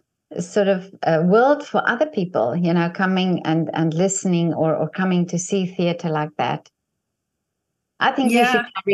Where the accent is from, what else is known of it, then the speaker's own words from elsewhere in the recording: South Africa; first language Afrikaans; English is a second language; not even English is my first language, Afrikaans is my first language, but I do find that I can express myself better in Afrikaans